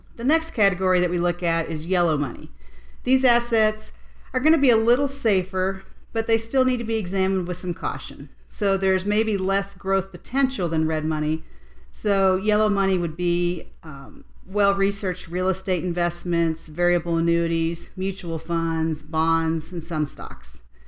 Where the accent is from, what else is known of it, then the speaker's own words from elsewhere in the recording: West Virginia, United States; now in Colorado, United States; I'm actually originally from West Virginia